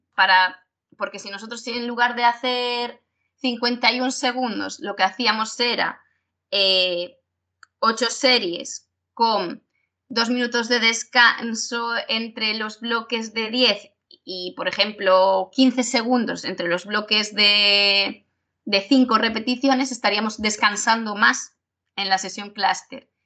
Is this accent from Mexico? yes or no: no; Galicia, Spain; nosotros somos gallegos y es depende. Nosotros en Galicia usamos mucho el depende